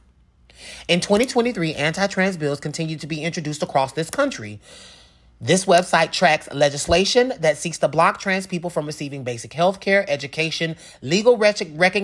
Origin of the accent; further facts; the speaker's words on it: Georgia, United States; my home state